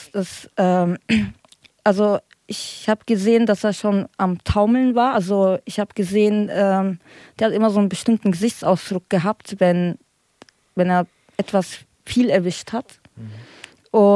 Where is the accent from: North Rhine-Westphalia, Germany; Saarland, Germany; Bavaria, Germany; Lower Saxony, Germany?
Bavaria, Germany; und ich komme ja aus Bayern, also ich bin dort aufgewachsen